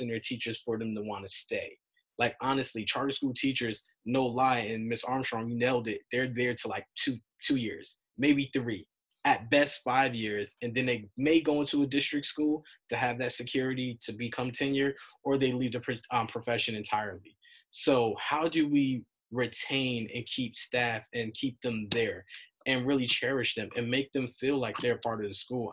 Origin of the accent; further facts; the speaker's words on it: New York, United States; I'm from New York